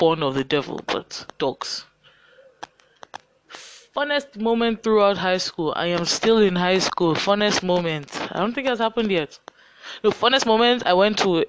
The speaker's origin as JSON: {"language": "English", "region": "Lagos", "country": "Nigeria", "tie": "born or raised there", "accent": "Nigerian", "said": "I'm growing up in Lagos. It's a state in Nigeria. Many of you that are listening know already from my accent that I am Nigerian and I live in Lagos"}